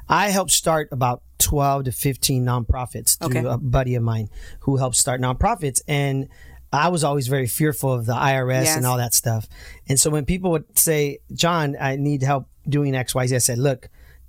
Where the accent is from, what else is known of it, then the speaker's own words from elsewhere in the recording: Santa Ana, California, United States; I go look at the house where we grew up in Santa Ana.